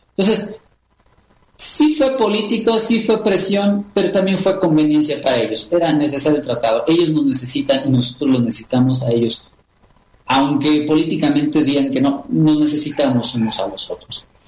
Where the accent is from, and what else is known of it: Mexico